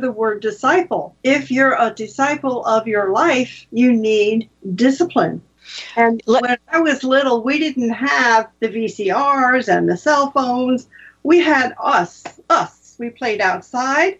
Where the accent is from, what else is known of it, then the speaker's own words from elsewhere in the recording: New Jersey, United States; now in Bucks County, Pennsylvania, United States; I grew up in New Jersey